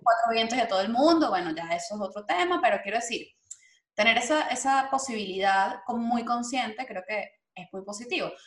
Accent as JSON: {"language": "Spanish", "country": "Venezuela", "moved": "yes", "said": "nosotros como venezolanos"}